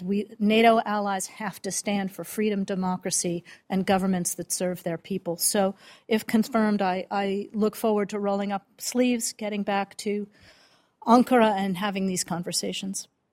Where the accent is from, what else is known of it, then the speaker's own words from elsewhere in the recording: Connecticut, United States; now in Virginia, United States; I grew up in Connecticut, so Connecticut's strong.